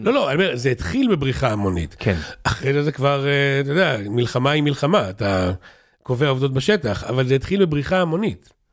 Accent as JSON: {"language": "Hebrew", "town": "Kfar Saba", "region": "Central District", "country": "Israel", "said": "אני מכפר סבא"}